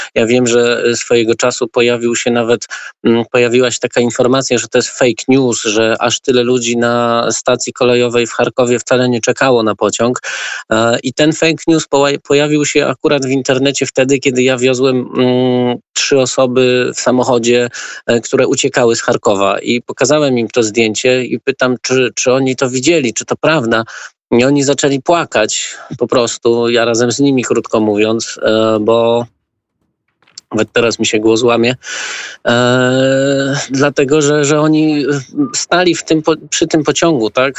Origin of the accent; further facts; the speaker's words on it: Wrocław, Lower Silesian Voivodeship, Poland; Ja jestem akurat z Wrocławia